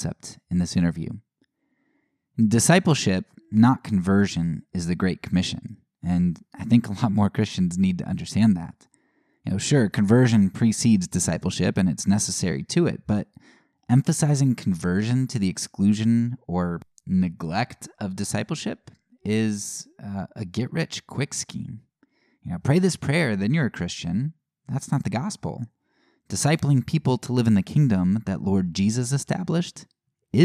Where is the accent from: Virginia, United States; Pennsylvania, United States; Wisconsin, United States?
Pennsylvania, United States; Annville; I'm from a small town. I always say, you know, Lancaster, because people know Amish. But I'm from Anvil